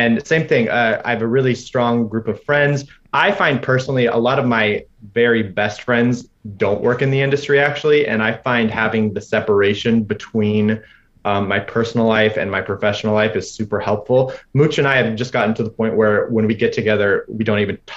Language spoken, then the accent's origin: English; Indiana, United States; moved away as an adult; coming from small town Indiana, less than 10,000 people in my hometown